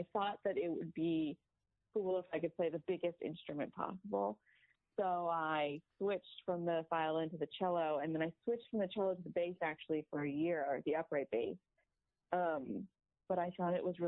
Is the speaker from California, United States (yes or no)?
yes; Northern California, United States; now in Los Angeles, United States; I'm from Northern California, which is like a different state than Southern California